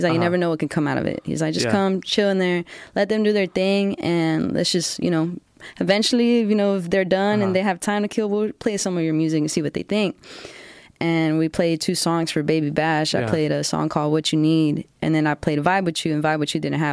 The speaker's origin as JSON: {"language": "English", "town": "Georgetown", "region": "Texas", "country": "United States", "tie": "born or raised there", "said": "So I was born and raised in Georgetown"}